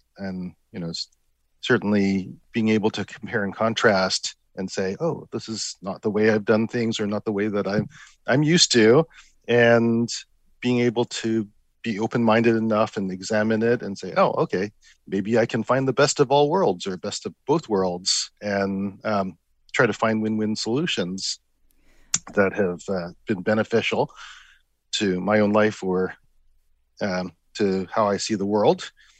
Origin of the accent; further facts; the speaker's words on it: Vancouver, British Columbia, Canada; As I mentioned, I grew up in Vancouver, so I certainly benefited from the positive regard that my family had for the United States.